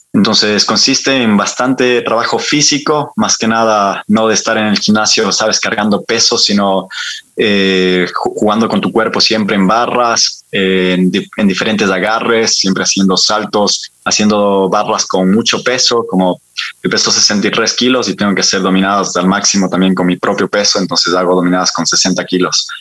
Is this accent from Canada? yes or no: no; Ibarra, Imbabura, Ecuador; moved away as an adult; also born or lived in France / Bilbao, Spain / Barcelona, Spain; now in Spain; yo soy barreño, yo soy de la Ciudad Blanca, de los lados de Paila